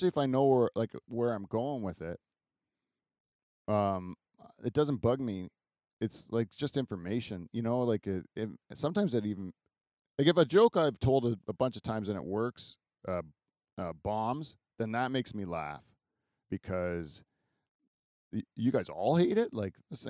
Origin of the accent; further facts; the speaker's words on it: Delhi, Ontario, Canada; I'm from Delhi